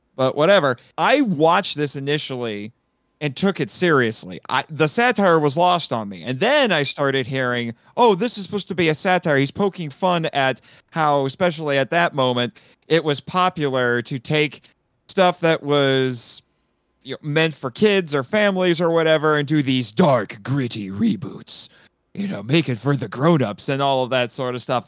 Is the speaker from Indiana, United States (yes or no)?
yes; Fort Wayne, Indiana, United States; my hometown